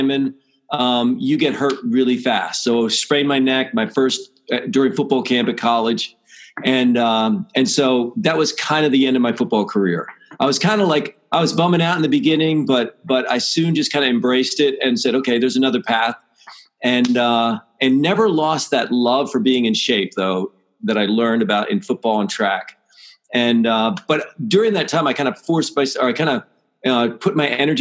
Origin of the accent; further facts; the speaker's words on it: Pennsylvania, United States; I grew up in Pennsylvania